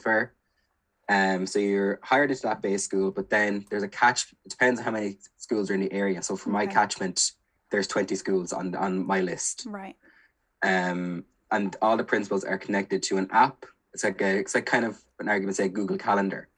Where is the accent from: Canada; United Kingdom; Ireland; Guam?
Ireland; Kilkenny, Leinster; moved away as an adult; now in Galway, Ireland; I'm originally from Kilkenny, but I did my undergrad here in Galway